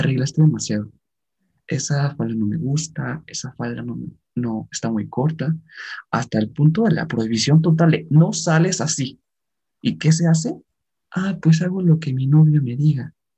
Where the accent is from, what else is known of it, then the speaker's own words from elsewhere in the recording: Mexico; como mexicanos